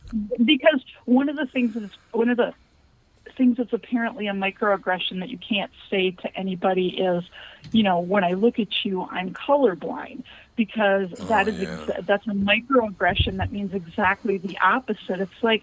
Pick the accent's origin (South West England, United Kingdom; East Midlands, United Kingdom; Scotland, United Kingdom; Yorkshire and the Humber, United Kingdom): Scotland, United Kingdom; I'm Scottish. I'm Scotch, so we stand by it on that one.